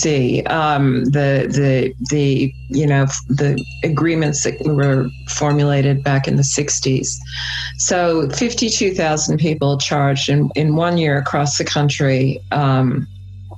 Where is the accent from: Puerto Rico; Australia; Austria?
Australia; New South Wales; I'm from New South Wales